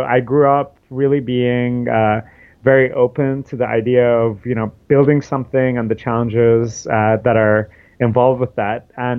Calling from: New York City, New York, United States; I'm calling you from New York City. It's a beautiful day here in New York.

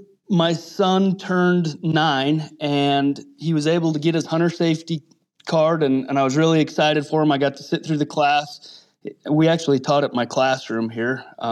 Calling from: Wyoming, United States; Coming at you from the cowboy state of Wyoming.

